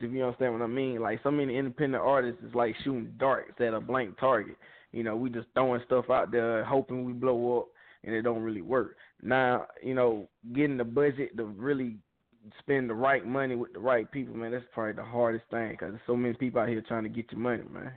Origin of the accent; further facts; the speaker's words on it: Peakville, South Carolina, United States; I'm from Peakville